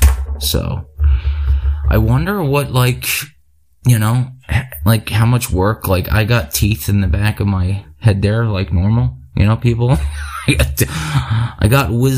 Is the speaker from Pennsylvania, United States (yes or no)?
yes; Philadelphia, Pennsylvania, United States; I'm from Philly.